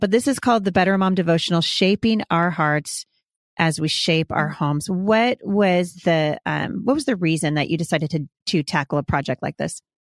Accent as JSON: {"language": "English", "region": "Oregon", "country": "United States", "said": "I'm from, I'm from Oregon"}